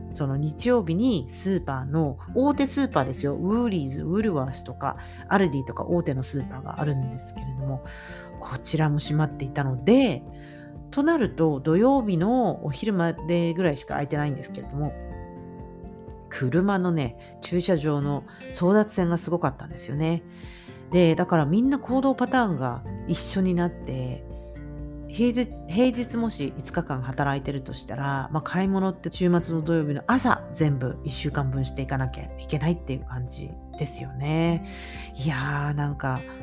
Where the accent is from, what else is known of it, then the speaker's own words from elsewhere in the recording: Tokyo, Japan; also born or lived in London; now in Brisbane, Australia; 私東京出身